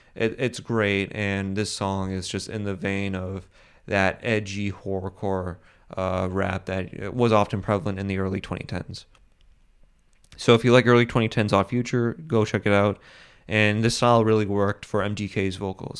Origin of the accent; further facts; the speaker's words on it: Boston, Massachusetts, United States; I'm from Boston, uh, I'm from the same areas as Bill Burr is from